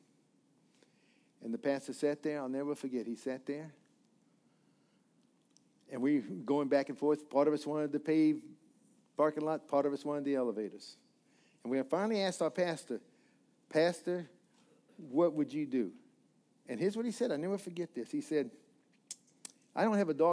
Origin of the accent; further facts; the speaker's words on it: the Rockies, Rocky Mountains, United States; also born or lived in Missouri; now in Florida, United States; I'm a mountain boy. I was raised in the Rockies.